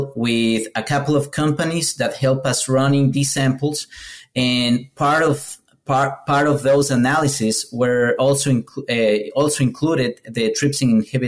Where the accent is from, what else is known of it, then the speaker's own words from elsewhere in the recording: Ecuador; moved away as an adult; now in United States; I'm Ecuadorian. I'm from Ecuador.